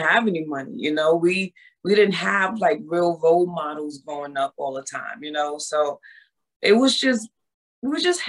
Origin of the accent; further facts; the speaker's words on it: Bronx, New York, United States; also born or lived in Harlem; Well, I was born and raised in New York. I was born in Harlem.